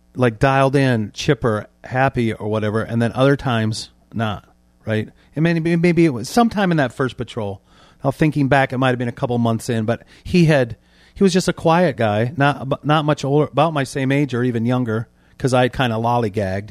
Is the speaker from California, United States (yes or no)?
no; Warsaw, Indiana, United States; I was born in December nineteen sixty-four, Warsaw, Indiana is my birthplace